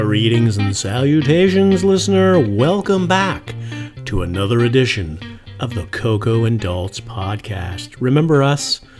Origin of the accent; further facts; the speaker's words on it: Toronto, Ontario, Canada; I grew up in Toronto